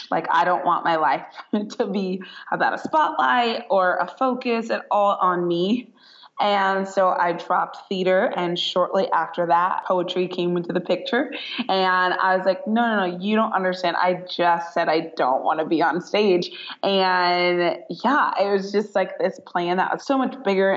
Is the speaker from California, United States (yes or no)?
yes; Northern California, United States; moved away as an adult; now in Southern California, United States; I am born and raised in Northern California